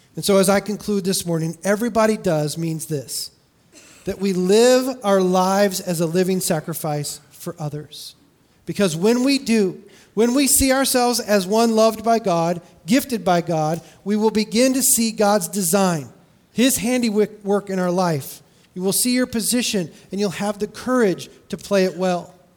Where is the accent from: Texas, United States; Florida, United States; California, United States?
California, United States; I grew up in California